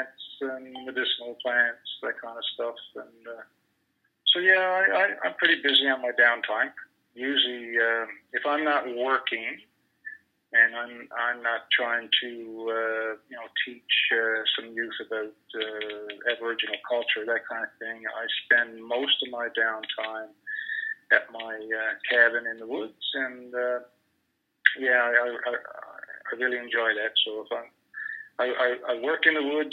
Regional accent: Newfoundland and Labrador, Canada; I was born and raised in Newfoundland

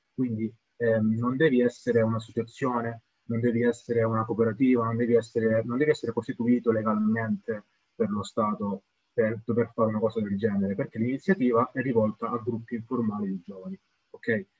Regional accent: Camini, Calabria, Italy; io sono di, di, originario di Camini

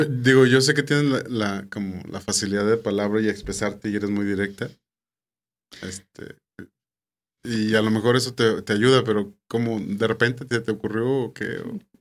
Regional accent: San Pedro, Coahuila, Mexico; yo soy de San Pedro, Coahuila.

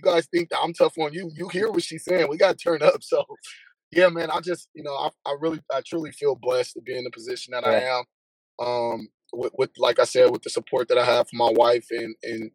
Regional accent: Oakland, California, United States; also born or lived in Alameda, California / San Jose, California; we moved to a city that was nearby my hometown in Oakland

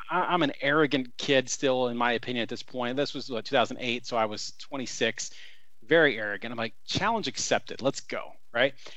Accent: Columbus, Indiana, United States; I grew up in Southern Indiana, Columbus, uh, to be specific

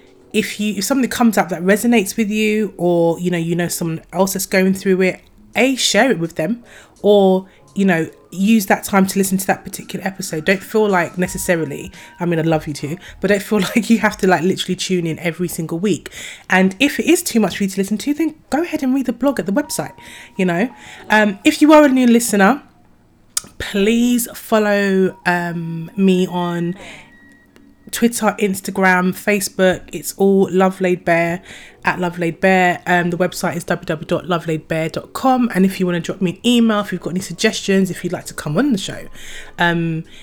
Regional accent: Croydon, London, United Kingdom; Croydon is my hometown

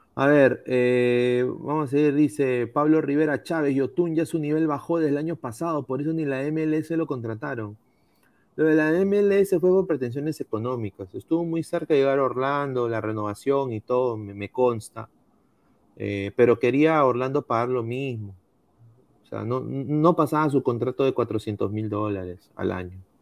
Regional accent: Peru; uno como peruano

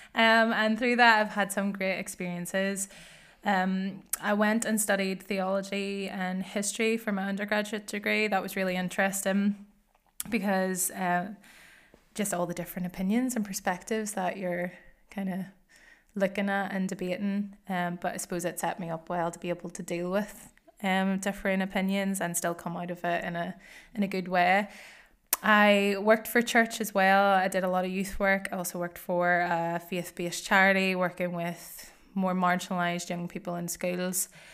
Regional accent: Northern Ireland, United Kingdom; moved away as an adult; now in Glasgow, United Kingdom; I grew up in Northern Ireland

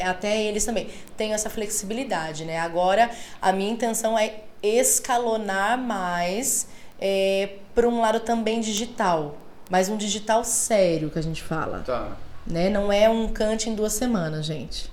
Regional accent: Laranjal Paulista, São Paulo, Brazil; Eu venho de uma cidade bem pequenininha, Laranjal Paulista

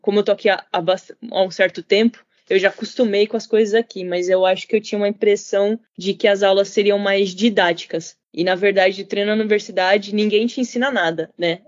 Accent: Brazil; now in Tsukuba, Japan; eu fui criada no Brasil

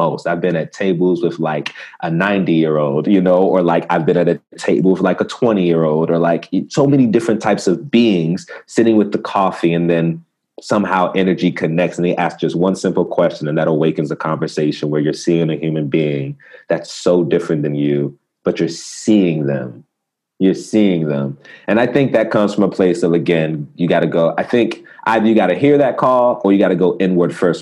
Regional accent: Maryland, United States; I'm from the States, you know, Maryland

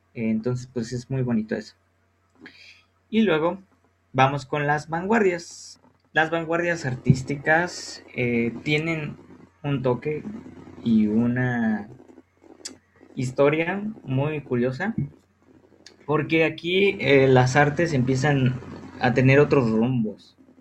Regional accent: Guanajuato, Mexico; nosotros que somos de Guanajuato

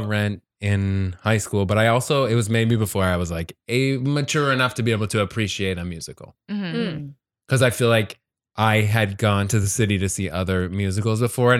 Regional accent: Connecticut, United States; I grew up in Connecticut.

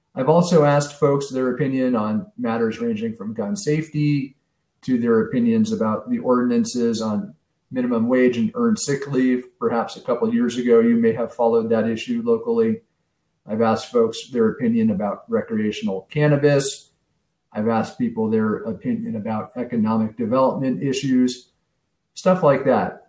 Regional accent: San Francisco, California, United States; moved away as an adult; also born or lived in Chicago, Illinois; now in Wilmette, United States; growing up in San Francisco in the 70s and 80s

